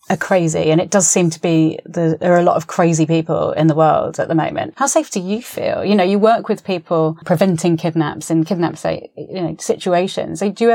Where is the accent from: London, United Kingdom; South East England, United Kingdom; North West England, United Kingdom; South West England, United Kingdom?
London, United Kingdom; I'm a South East Londoner myself.